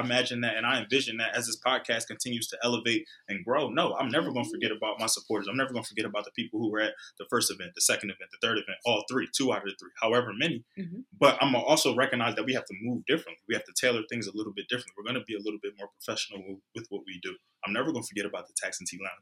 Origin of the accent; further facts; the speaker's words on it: Philadelphia, Pennsylvania, United States; also born or lived in New York; I was born in New York, raised in Philly